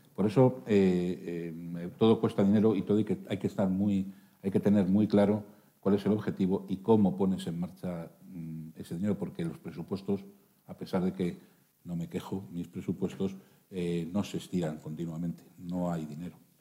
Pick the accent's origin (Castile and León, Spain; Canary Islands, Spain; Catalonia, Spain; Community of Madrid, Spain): Castile and León, Spain; Burgos; como castellano y leonés, como burgalés y como médico